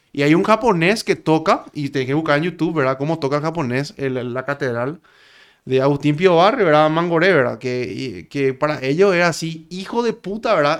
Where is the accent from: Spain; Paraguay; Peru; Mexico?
Paraguay; yo vengo de Paraguay, le digo. ¿De Paraguay? Me dice. Sí, yo soy paraguayo